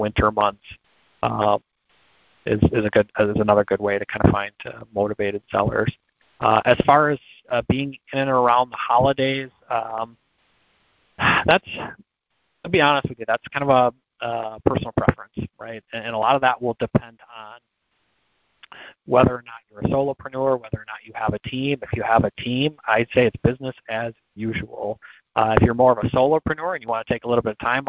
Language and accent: English; Michigan, United States; I grew up in Michigan